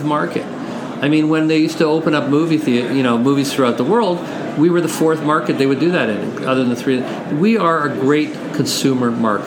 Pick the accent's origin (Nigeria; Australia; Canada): Canada; we are Canadian. We're truly Canadian